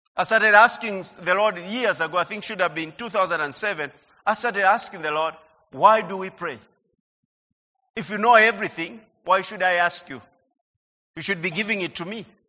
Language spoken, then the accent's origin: English; Budalangi, Busia County, Kenya; our home in Budalangi